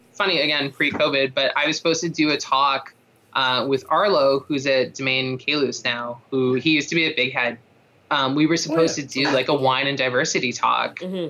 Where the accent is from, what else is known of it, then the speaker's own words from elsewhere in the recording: Toronto, Ontario, Canada; moved away as an adult; I grew up in Toronto, like, we've only been out here for 4 years.